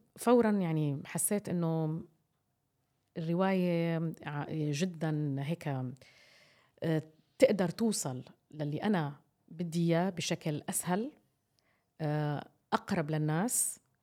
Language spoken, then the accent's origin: Arabic; Jordan; عندنا في الأردن